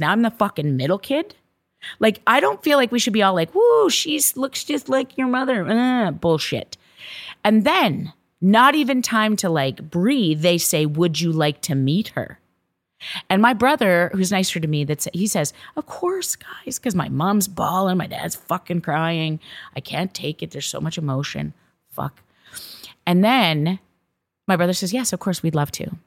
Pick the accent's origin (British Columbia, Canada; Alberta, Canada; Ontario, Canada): Alberta, Canada; Viking; Viking, Alberta, Canada. And this is the little small farming town that I grew up